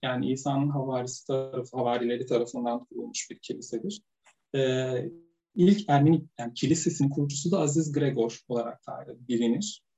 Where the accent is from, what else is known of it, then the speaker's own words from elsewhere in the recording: Sivas Province, Turkey; benim çocukluğum da Sivas'ta geçti. Ben Sivaslıyım.